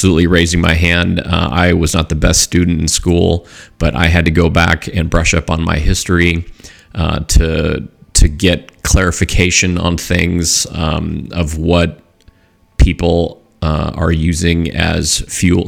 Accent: Southern California, United States; growing up in Southern California

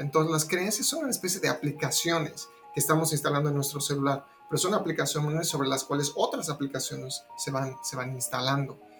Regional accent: La Paz, Bolivia; now in Austin, United States; Yo soy de La Paz, Bolivia, a pesar de que muchos años que ya no vivo allá. Actualmente estoy en Austin, Texas.

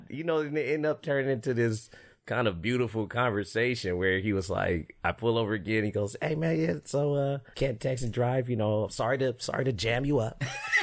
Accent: Fresno, California, United States; moved away; growing up in Fresno

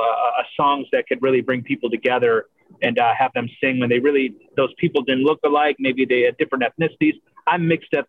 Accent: Michigan, United States; also born or lived in Canada; growing up in Michigan, again, very blue collar

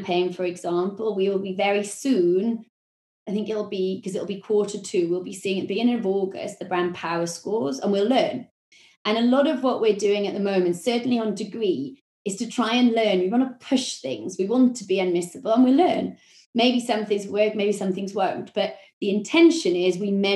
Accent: Wales, United Kingdom; accent: Welsh; my Welsh accent

